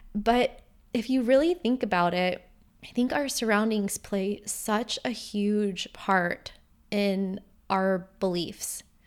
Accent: Vero Beach, Florida, United States; moved away as an adult; also born or lived in Bulgaria; my hometown of Vero Beach

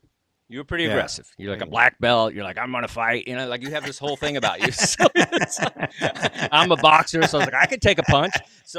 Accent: Texas, United States; now in Los Angeles, United States; I'm okay with it. I came from Texas. I can handle anything.

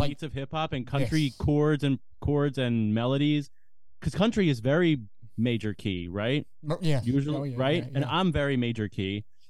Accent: United States; Like, I'm an American boy. I really am.

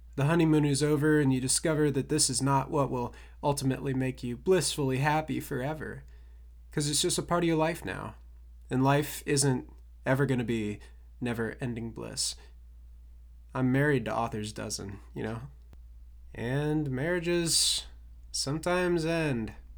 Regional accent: Ohio, United States; my hometown Ohio pride

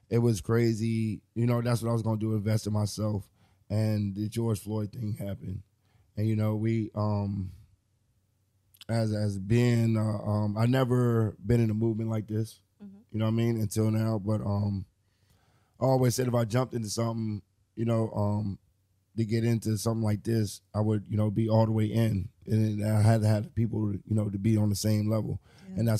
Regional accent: New Jersey, United States; also born or lived in Maryland / Detroit / Philadelphia; now in New York, United States; I'm a Jersey native. You know, I've lived all around. I was born in Jersey, but uh, I've you know Maryland, Detroit, Philly. Um, shit. Now I'm in New York.

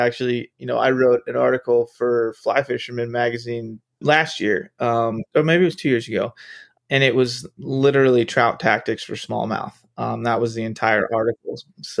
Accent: Kent Island, Maryland, United States; Maryland. So I grew up on the, in the middle of the Chesapeake Bay on Kent Island.

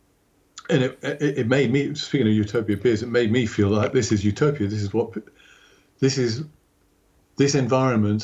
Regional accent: United Kingdom; also born or lived in Manchester; growing up in Britain

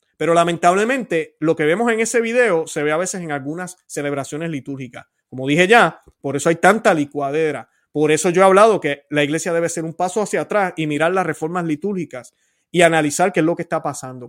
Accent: Puerto Rico; mi puertorriqueñidad

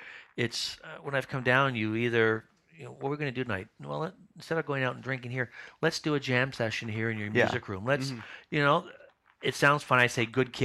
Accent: Toronto, Ontario, Canada; I grew up in Toronto and grew up with the Leafs

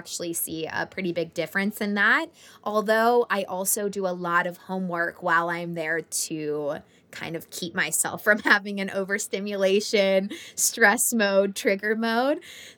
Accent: Florida, United States; when I go visit my hometown in Florida.

